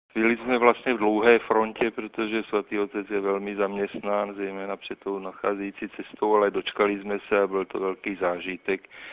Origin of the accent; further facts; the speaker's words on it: Prague, Czechia; jsem z Prahy České republiky